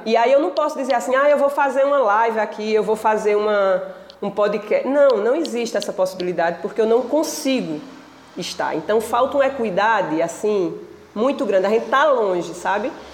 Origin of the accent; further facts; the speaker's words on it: Pajeú, Pernambuco, Brazil; moved away; quando eu voltei para o Pajeú, né, eu passei 17 anos longe da minha terra, até que eu entendi que eu queria voltar para a minha terra